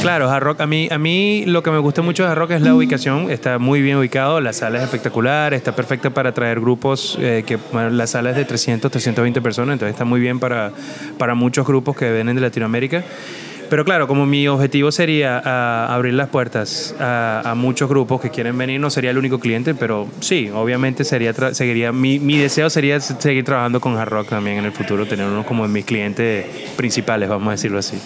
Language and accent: Spanish; Venezuela; accent: Venezuelan; now in Lyon, France; escuché por mi acento, soy venezolano